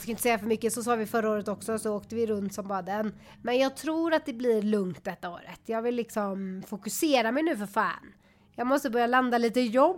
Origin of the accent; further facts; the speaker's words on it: Sweden; jag är så svensk